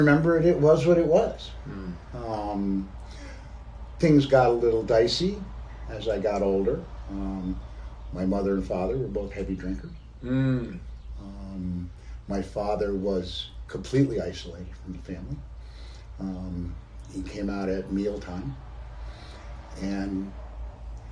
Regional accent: Peru, Vermont, United States; I grew up in a very small town in southern Vermont, Peru, Vermont

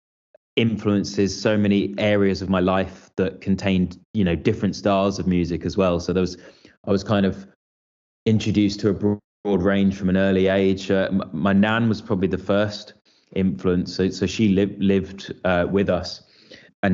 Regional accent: St Albans, East of England, United Kingdom; moved away as an adult; now in London, United Kingdom; I'm from St Albans, which is essentially a city just outside London, just in the north of London

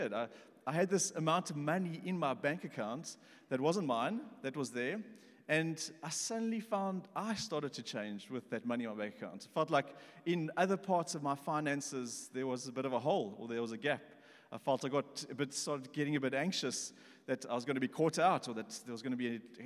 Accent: Pretoria, Gauteng, South Africa; I'm from Pretoria.

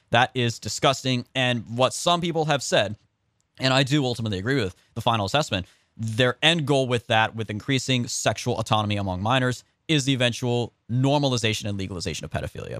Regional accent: California, United States; I'm from California

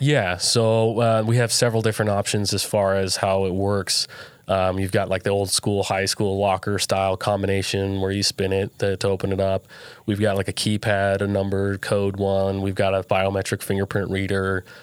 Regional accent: Southern Utah, United States; I grew up here in Southern Utah

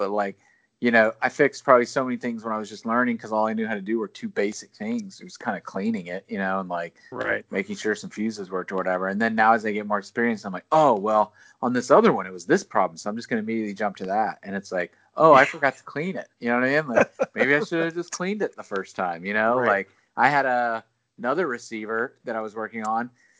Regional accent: Alabama, United States; accent: Southern; I've worked so hard to not sound like I'm from Alabama from an accent perspective, but right. still my pronunciations can be really Southern.

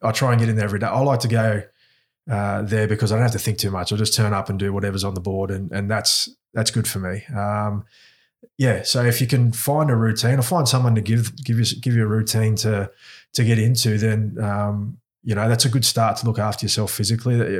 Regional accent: Australia; accent: Aussie; also born or lived in New Zealand; I've grown up mostly in Australia. I was, I was here when I was four, so, um, a, and you can tell by my accent, I, I've got an Aussie accent

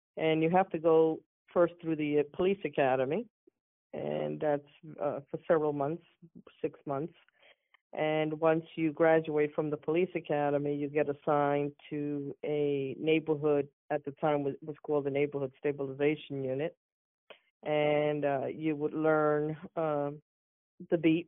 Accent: New York City, New York, United States; moved away as an adult; also born or lived in Manhattan, New York / Staten Island, New York; now in Orlando, United States; I was born in Manhattan, and at a young age, I would say around 8 years old, the family moved to Brooklyn, New York

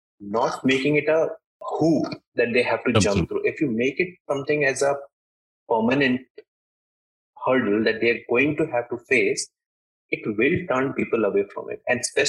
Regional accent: India; first language Hindi; English is a second language; Hindi, which is my yeah. native language or my mother tongue.

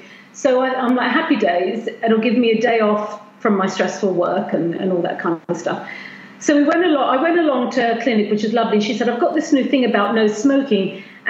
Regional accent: United States; born there; so I was born in America, and I've always traveled all my life, traveled from one state to another. We immigrated here, and I'm always going back and forth.

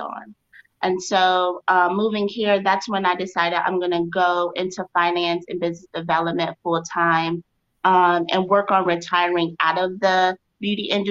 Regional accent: Chicago, Illinois, United States; moved away as an adult; now in Austin, United States; So my hometown is Chicago, but I'm currently in Austin, Texas, which I truly love. I moved here almost 3 years ago

